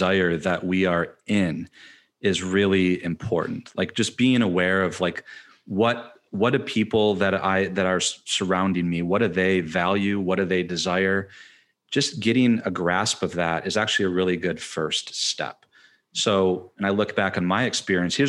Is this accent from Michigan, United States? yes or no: yes; Michigan, United States; I'm from Michigan.